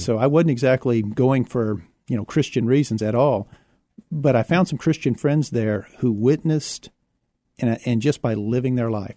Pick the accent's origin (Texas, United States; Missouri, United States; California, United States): Texas, United States; Houston; also born or lived in San Marcos, Texas; now in San Antonio, United States; I was born in Houston